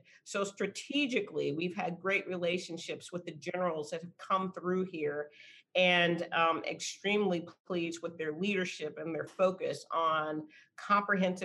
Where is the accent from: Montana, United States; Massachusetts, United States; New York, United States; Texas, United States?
Texas, United States; San Antonio; I'm from San Antonio and born and raised here